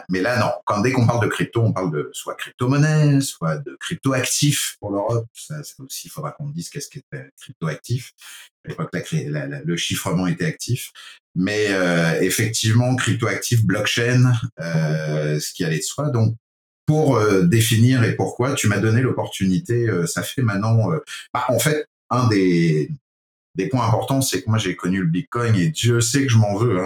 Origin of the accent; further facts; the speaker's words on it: France; accent: French (from France); moved away as an adult; now in Quebec, Canada; vu mon accent français d'origine, euh, fier de l'être citoyen canadien, désormais canadien depuis 12 ans. Euh, depuis mon arrivée au Québec